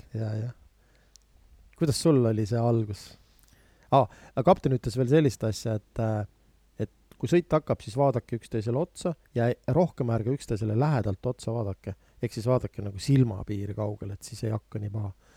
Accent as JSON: {"language": "Estonian", "town": "Viljandi", "region": "Viljandi County", "country": "Estonia", "said": "ma ise olen pärit Viljandist"}